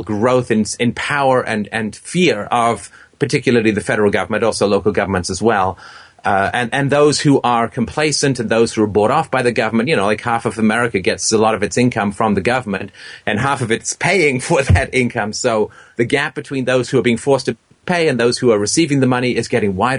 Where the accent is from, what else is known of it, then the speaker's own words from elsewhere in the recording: England, United Kingdom; moved away; I was growing up in England